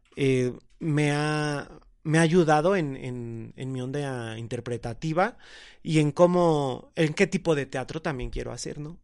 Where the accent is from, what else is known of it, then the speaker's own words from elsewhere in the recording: State of Mexico, Mexico; soy del Estado de México, vivo en Coacalco, Estado de México